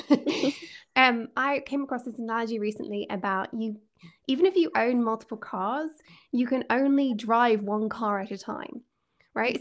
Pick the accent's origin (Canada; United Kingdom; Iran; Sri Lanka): United Kingdom; Scotland; I'm a Scot and I love living here